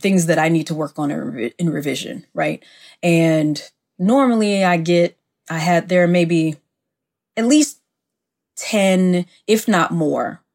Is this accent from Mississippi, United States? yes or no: yes; Mississippi, United States; I live in my hometown of Mississippi